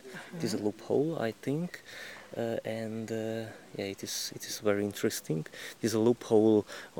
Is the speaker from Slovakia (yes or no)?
yes; Turňa nad Bodvou, Košice Region, Slovakia; I am a volunteer too. I am from Slovakia, from Torna